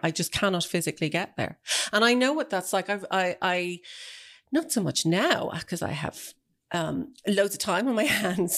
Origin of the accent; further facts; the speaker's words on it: Celbridge, Leinster, Ireland; it's where I grew up